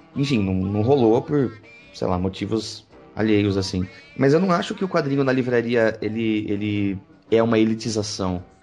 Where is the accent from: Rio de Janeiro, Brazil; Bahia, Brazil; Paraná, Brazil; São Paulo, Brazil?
São Paulo, Brazil; Pedreira; also born or lived in Campinas; eu vim morar em Campinas, eu cresci em Pedreira, que é interior de São Paulo